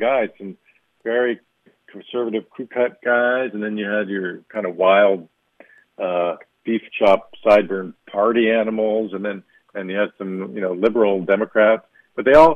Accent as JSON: {"language": "English", "town": "Miami", "region": "Florida", "country": "United States", "tie": "born or raised there", "said": "I grew up in Miami. I was a 9-year-old kid"}